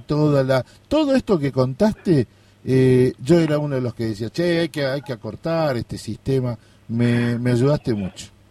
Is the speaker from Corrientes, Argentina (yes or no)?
yes; Corrientes, Argentina; yo soy de Corrientes